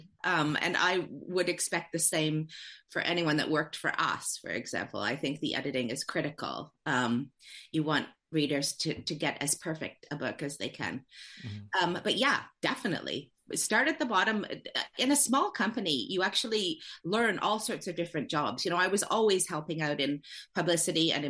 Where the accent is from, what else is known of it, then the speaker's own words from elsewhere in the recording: Canada; moved away as an adult; now in United Kingdom; I'm from Canada.